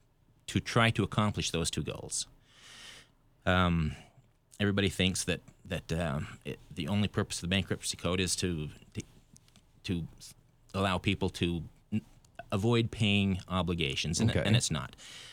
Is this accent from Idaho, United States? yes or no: yes; Idaho, United States; moved away; And I'm originally from Idaho